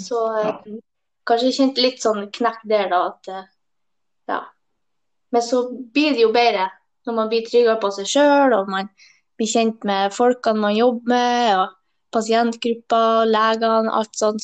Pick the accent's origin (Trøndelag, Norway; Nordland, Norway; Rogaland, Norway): Nordland, Norway; Hemnes; moved away; Jeg er fra Helgeland, en plass ja. heter Hemnes